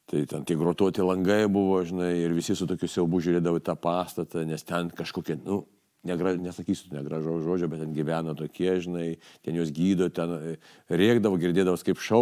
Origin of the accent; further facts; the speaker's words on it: Kaunas, Kaunas County, Lithuania; Kaune aš gyvenau, Kaune augau